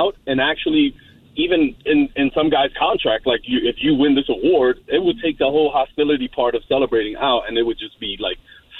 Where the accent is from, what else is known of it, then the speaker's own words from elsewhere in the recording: New York City, New York, United States; And I'm from Brooklyn.